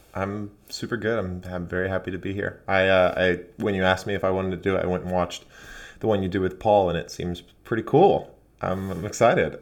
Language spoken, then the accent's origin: English; Arizona, United States; moved away as an adult; now in Portland, United States; I actually grew up really close to Mexico in Arizona.